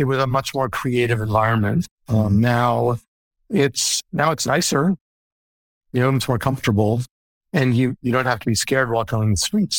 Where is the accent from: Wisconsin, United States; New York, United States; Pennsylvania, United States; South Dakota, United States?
New York, United States; New York City; I grew up in Greenwich Village, right?